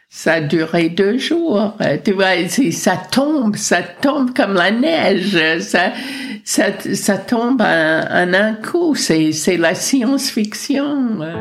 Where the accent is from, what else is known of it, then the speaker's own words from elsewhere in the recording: United States; moved away as an adult; also born or lived in France; now in Paris, France; je suis américaine, mais je suis française depuis 54 ans